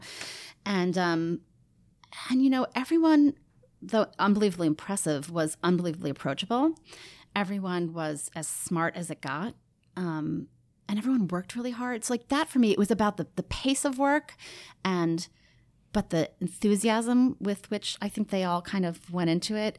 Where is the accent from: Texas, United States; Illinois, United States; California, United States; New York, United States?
New York, United States; Rockland County; also born or lived in Queens, New York; I was born in Queens uh, and then grew up in Rockland County, just north of the city